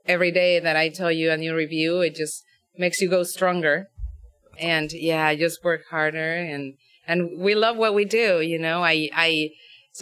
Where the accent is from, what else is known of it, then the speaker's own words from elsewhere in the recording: Mexico City, Mexico; moved away as an adult; now in United States; I'm from Mexico City